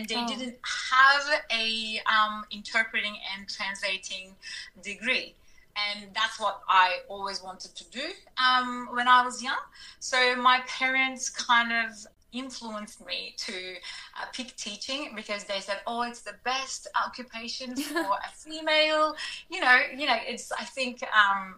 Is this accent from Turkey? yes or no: yes; Turkey; moved away as an adult; now in Australia; I was born in Turkey and grew up in Turkey. I immigrated to Australia in 2000.